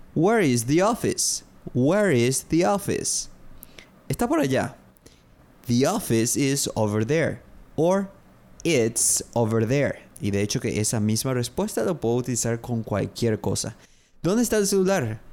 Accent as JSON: {"language": "Spanish", "country": "Paraguay", "said": "Soy de Paraguay. I'm from Paraguay."}